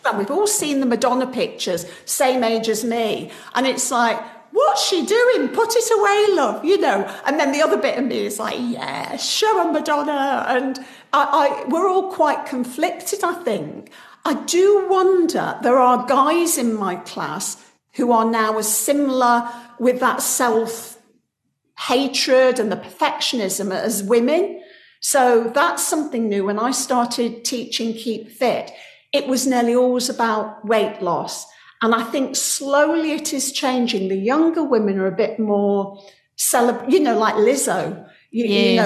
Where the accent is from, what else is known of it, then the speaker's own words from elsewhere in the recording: United Kingdom; I'm very British